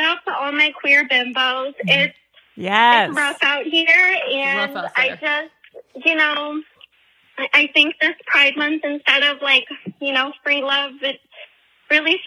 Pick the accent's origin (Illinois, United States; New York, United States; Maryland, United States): Maryland, United States; I'm from Maryland